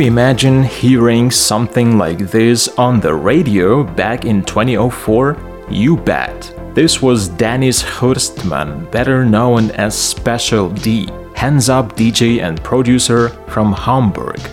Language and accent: English; Lviv, Lviv Oblast, Ukraine; here in my hometown, Lviv.